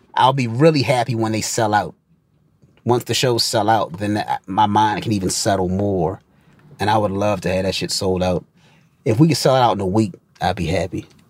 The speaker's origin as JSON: {"language": "English", "town": "Baltimore", "region": "Maryland", "country": "United States", "said": "I'm from Baltimore, Maryland."}